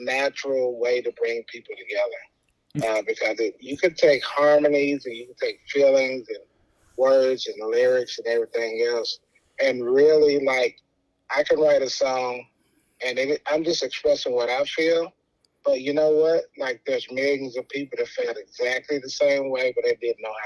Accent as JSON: {"language": "English", "town": "Nashville", "region": "Tennessee", "country": "United States", "tie": "born or raised there", "said": "I was born and raised in Nashville, Tennessee"}